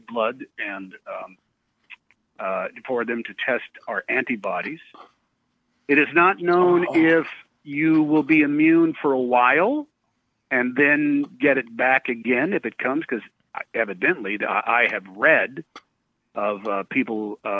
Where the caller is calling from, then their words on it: Los Angeles, California, United States; I'm calling from my home in Los Angeles.